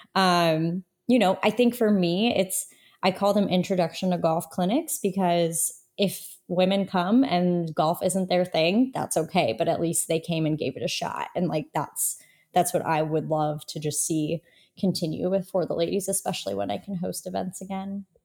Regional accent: Toledo, Ohio, United States; moved away as an adult; also born or lived in Indiana; I am from Toledo, Ohio

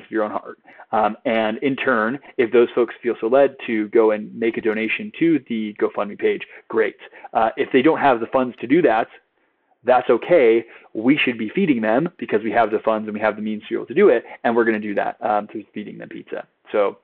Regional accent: San Diego, California, United States; I grew up in San Diego

